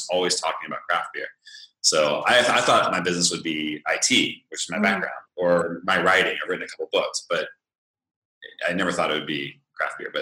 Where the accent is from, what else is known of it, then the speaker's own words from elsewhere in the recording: Northern California, United States; moved away as an adult; I'm from California, Northern California